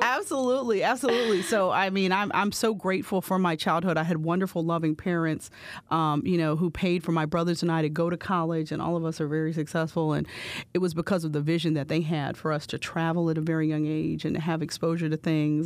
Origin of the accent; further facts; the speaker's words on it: Bridgeville, Pennsylvania, United States; moved away as an adult; also born or lived in Pittsburgh, Pennsylvania; now in Philadelphia, United States; growing up in Bridgeville